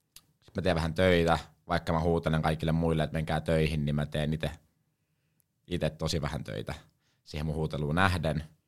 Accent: Helsinki, Uusimaa, Finland; now in Savonlinna, Finland; mä oon Helsingistä, eli Hesoist, niin kuin tää päin sanotaan, mutta oikeasti mä oon stadista.

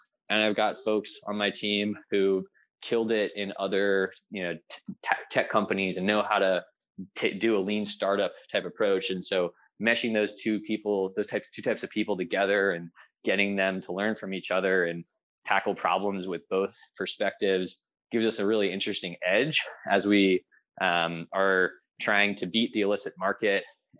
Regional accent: California, United States; people ask me where I live, like, I'm a Californian, but I love it up here.

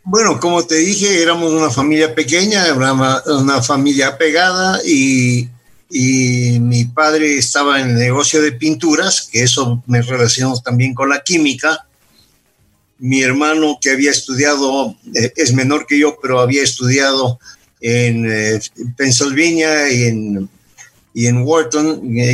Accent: Quito, Pichincha, Ecuador; Yo soy nacido en Quito. Mis padres eh, fueron eh, emigrantes europeos por razón de la Segunda Guerra Mundial y, y, se conocieron acá. Entonces, yo nací en el año 48 del siglo pasado aquí en Quito.

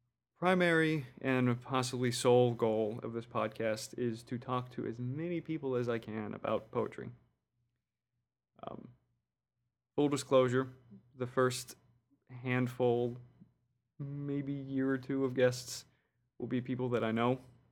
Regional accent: New Orleans, Louisiana, United States; I was born in New Orleans. Somehow lived there for 20-ish years and never picked up the accent.

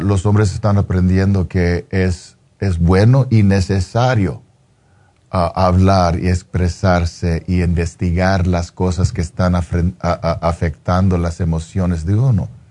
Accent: Los Angeles, California, United States; yo soy un, chicano de East

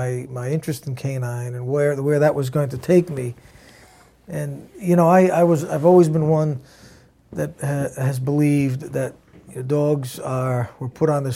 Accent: Providence, Rhode Island, United States; also born or lived in Narragansett, Rhode Island / North Kingstown, Rhode Island; I spent all my life in Rhode Island. Providence, mainly

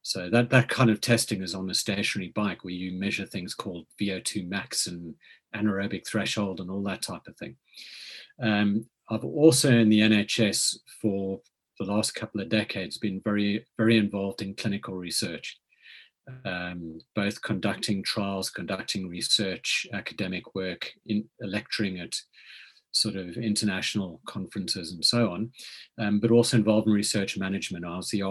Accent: South Africa; moved away as an adult; also born or lived in Cape Town / Lancashire; now in United Kingdom; as you can probably tell from the accent, I grew up in South Africa

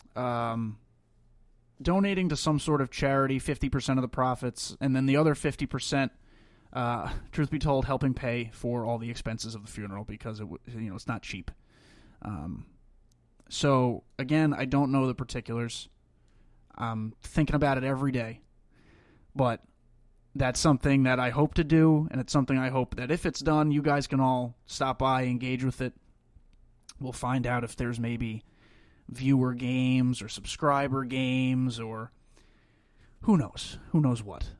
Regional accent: Long Island, New York, United States; moved away; I'm from Long Island. I was raised on Long Island

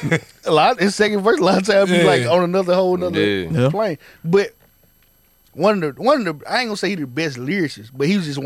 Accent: Grenada, Mississippi, United States; moved away; Anybody I told I was from Grenada, they asked, I lived on a farm.

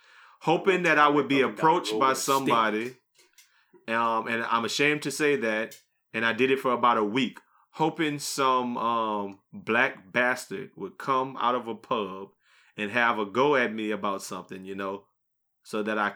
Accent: Atlanta, Georgia, United States; also born or lived in London, United Kingdom; because I'm really originally from London. England. I was born out there. I spent the first couple of years of my life out there, but then my family moved to Atlanta when I was real young.

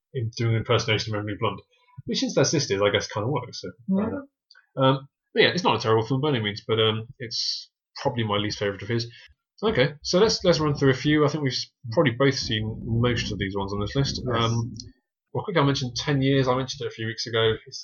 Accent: United Kingdom; I'm British.

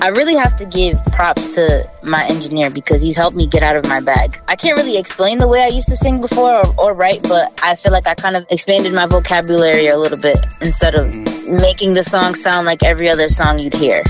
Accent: Brockton, Massachusetts, United States; also born or lived in Randolph, Massachusetts; I grew up in Brockton, Massachusetts, born and raised.

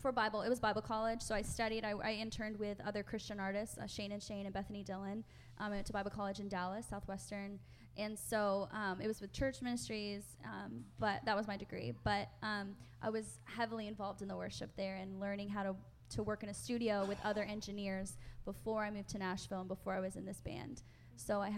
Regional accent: Philippines; born there; I'm adopted, and so I was born in the Philippines, and I'm very proud of my story

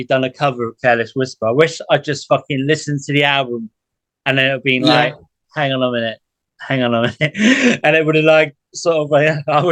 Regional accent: Exeter, South West England, United Kingdom; I was born in Exeter in Devon

